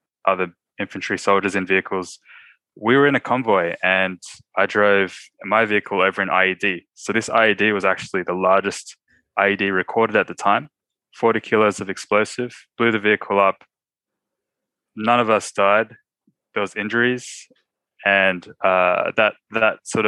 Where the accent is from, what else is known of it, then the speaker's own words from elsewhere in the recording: Sydney, New South Wales, Australia; I'm from Sydney, Australia